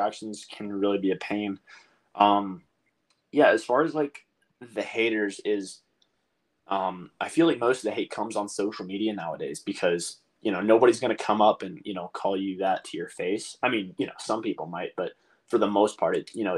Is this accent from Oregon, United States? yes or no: no; North Carolina, United States; growing up in North Carolina